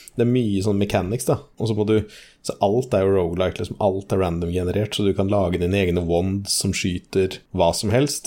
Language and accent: Norwegian; Norway; jeg er norsk